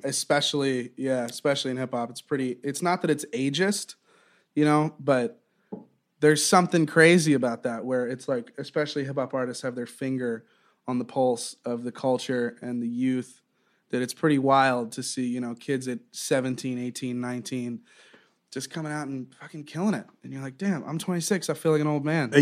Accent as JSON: {"language": "English", "region": "Southwest Florida", "country": "United States", "tie": "born or raised there", "also_born_or_lived": "Eugene, Oregon / Wilmington, North Carolina", "moved": "as an adult", "lives_now": "New York, United States", "said": "I kind of grew up in in Southwest Florida"}